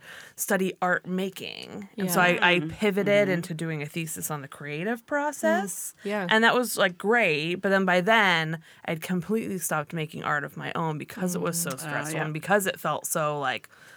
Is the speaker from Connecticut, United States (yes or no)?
no; Oak Park, California, United States; moved away as an adult; also born or lived in Sonoma, California; now in Washington, United States; I grew up in Oak Park, California, a tiny little suburb kind of near the valley, Thousand Oaks area